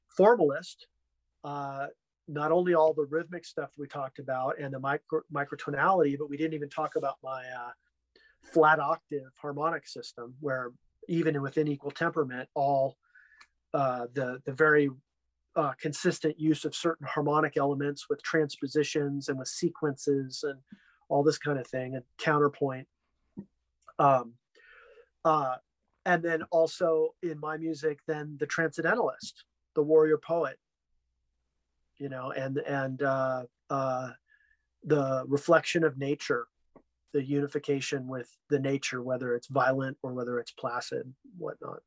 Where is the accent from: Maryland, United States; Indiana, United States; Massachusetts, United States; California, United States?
California, United States; Los Angeles; a lot of time growing up in Hollywood, playing in bands at young age